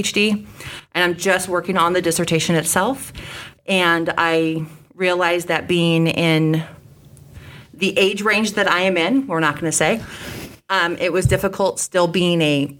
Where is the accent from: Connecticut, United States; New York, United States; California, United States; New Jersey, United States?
California, United States; Sacramento; moved away as an adult; also born or lived in Phoenix, Arizona; now in Davenport, United States; I started volunteering at youth agencies around Sacramento, California, which is my hometown.